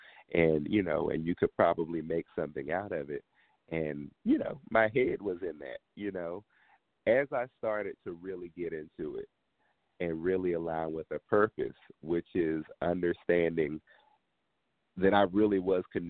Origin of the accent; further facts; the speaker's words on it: Washington, District of Columbia, United States; I am very proudly from Washington, D.C., you know, home of the go-go music